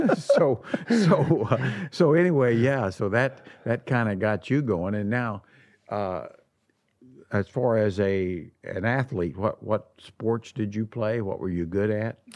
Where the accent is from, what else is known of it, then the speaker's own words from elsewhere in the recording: Midwest, United States; moved away; being a Midwesterner